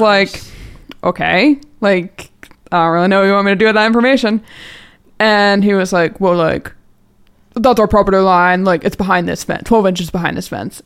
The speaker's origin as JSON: {"language": "English", "region": "New Jersey", "country": "United States", "moved": "yes", "lives_now": "Conshohocken, United States", "said": "I'm from Jersey, so I'm like a Jersey girl"}